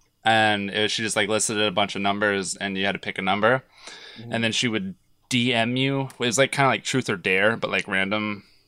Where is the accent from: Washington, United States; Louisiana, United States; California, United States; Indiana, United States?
Washington, United States; Edmonds; they're based in Edmonds, where I was born.